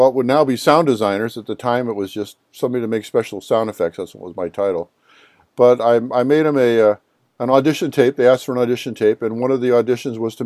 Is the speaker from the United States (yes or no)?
yes; Cleveland, Ohio, United States; I'm from the Cleveland area. I was a rock and roll guy